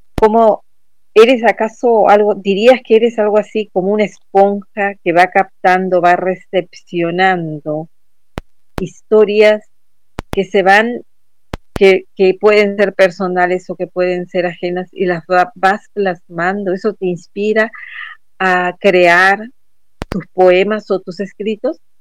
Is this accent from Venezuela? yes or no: no; Peru; en nuestro país, en nuestro Perú